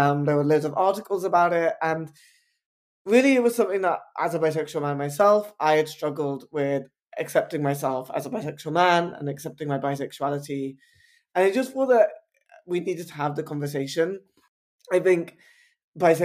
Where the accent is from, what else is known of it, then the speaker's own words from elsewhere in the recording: London, United Kingdom; I'm an Indian bisexual man born and raised in Southall in West London.